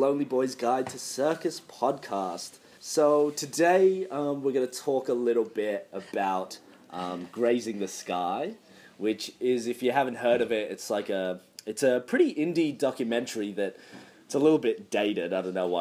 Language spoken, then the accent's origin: English; Australia; as an Australian